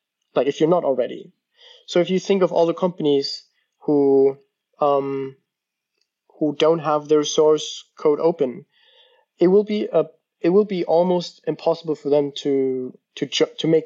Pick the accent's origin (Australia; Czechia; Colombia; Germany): Germany; moved away as an adult; also born or lived in United States; I'm from Germany, and in our culture